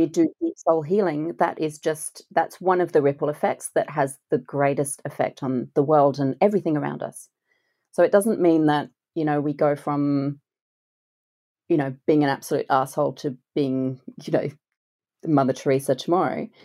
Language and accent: English; France; moved away; I grew up in France